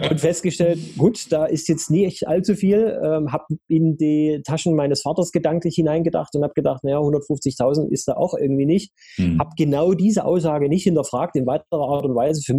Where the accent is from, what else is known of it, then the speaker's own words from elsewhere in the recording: Dresden, Saxony, Germany; Also ich komme äh, gebürtig äh, aus Sachsen, um genau zu sein, aus dem schönen Dresden.